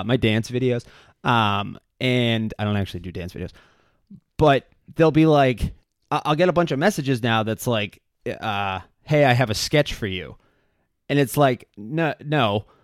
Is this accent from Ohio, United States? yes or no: no; Quincy, Massachusetts, United States; I'm from Quincy, I still live there